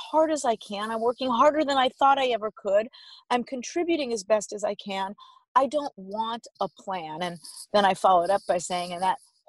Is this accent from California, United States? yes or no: yes; Los Angeles, California, United States; I'm from Los Angeles